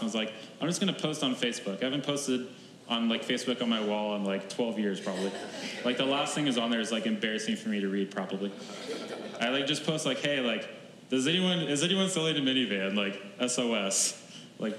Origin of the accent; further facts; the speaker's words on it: Oklahoma, United States; moved away; my hometown in Oklahoma